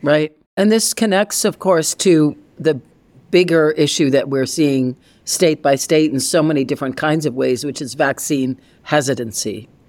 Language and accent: English; Massachusetts, United States; growing up in Massachusetts